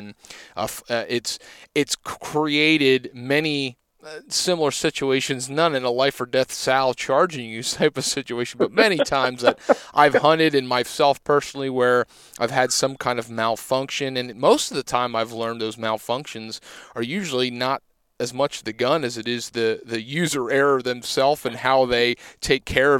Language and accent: English; Pennsylvania, United States; Because I'm from Pennsylvania and we have a season solely dedicated to the flintlock